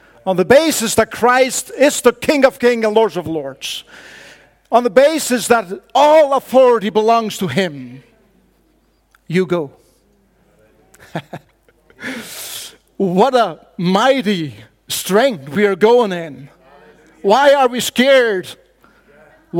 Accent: Faroe Islands; first language Faroese; English is a second language; I come from the Faroe Islands

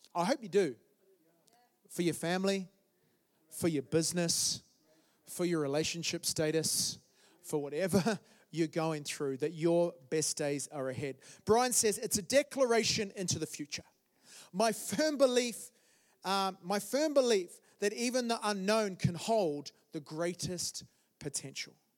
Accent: New Zealand; moved away as an adult; now in London, United Kingdom; I'm from, I'm from New Zealand originally. Um, so that was 13 years ago. We came to London, my wife and I.

